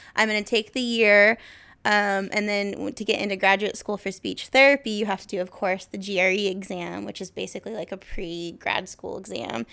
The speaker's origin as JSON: {"language": "English", "town": "Kelso", "region": "Washington", "country": "United States", "moved": "as an adult", "lives_now": "Portland, United States", "said": "I'm from Kelso, Washington. Obviously, went to school with Jake"}